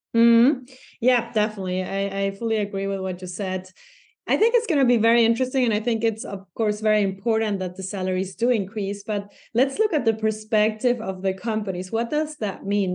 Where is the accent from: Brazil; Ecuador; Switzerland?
Ecuador; moved away as an adult; now in Germany; in my hometown, eh, in Ecuador